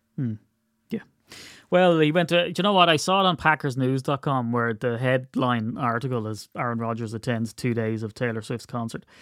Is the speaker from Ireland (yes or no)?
yes; Ireland; I'm Irish